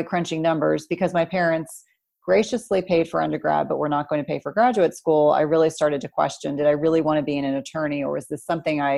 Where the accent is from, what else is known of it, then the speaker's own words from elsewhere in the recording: Jersey Shore, New Jersey, United States; also born or lived in South Carolina / St. Louis, Missouri; I grew up in New Jersey at the Jersey Shore